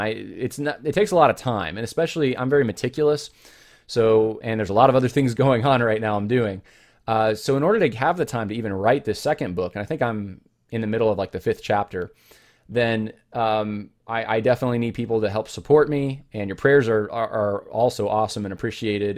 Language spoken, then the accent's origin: English; California, United States; I was born actually in California.